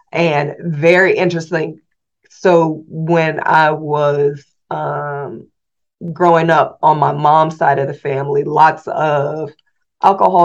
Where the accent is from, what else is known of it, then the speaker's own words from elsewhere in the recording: Indianapolis, Indiana, United States; moved away as an adult; also born or lived in Washington, District of Columbia, United States; I was born in Indianapolis, Indiana. And growing up, my mom and dad were here